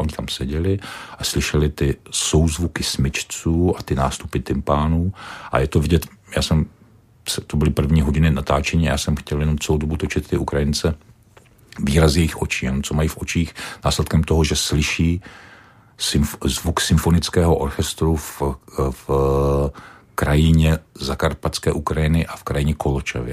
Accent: Czechia; jsem Čech

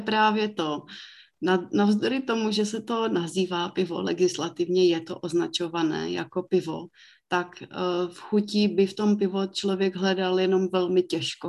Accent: Mikulov, South Moravian Region, Czechia; já pocházím z Mikulova, takže tam jsem se k tomu naučila mít jiný přístup, že se u nás vždycky vyrábělo víno

